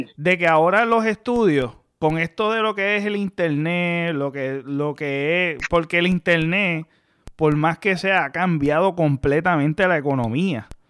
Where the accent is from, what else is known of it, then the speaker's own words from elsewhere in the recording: Mayagüez, Puerto Rico; yo nací en el pueblo de Mayagüez, yo soy de Mayagüez, yo nací en el pueblo de Mayagüez, pero tú sabes, me crié mayormente en una urbanización